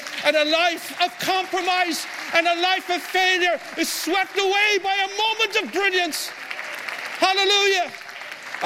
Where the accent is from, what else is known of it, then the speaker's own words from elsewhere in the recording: Ireland; we're Irish